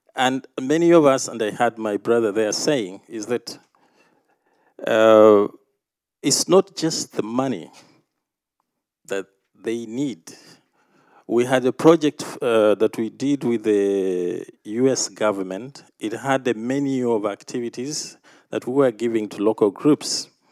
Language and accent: English; Uganda; coming from Uganda